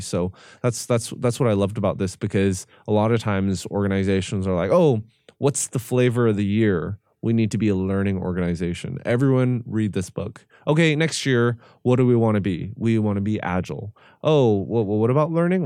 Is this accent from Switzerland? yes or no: no; Canada; I'm Korean Canadian